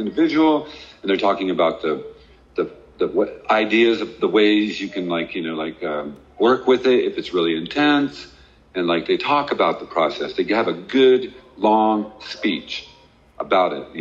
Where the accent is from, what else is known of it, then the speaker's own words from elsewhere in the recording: United States; also born or lived in Oklahoma; I'm from Texas and Oklahoma